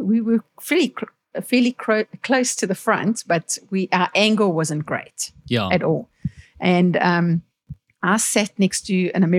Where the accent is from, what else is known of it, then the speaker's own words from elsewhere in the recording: South Africa; I'm from South Africa.